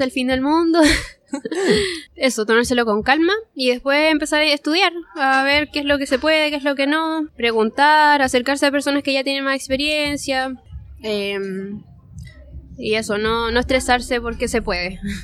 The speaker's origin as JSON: {"language": "Spanish", "town": "Parral", "region": "Maule", "country": "Chile", "tie": "born or raised there", "moved": "as an adult", "lives_now": "Santiago, Chile", "said": "Crecí en Parral, Chile."}